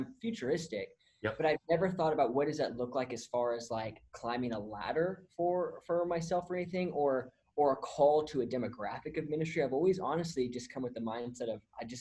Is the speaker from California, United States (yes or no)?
yes; California, United States; moved away as an adult; now in Texas, United States; I was born and raised in California